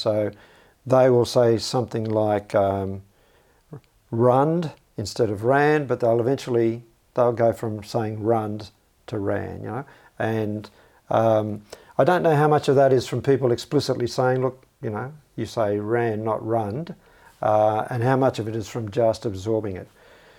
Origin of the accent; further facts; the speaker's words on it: Canberra, Australian Capital Territory, Australia; So I can say I'm from Belconnen, I'm from Canberra, I'm from Southeast Australia, I'm from Australia.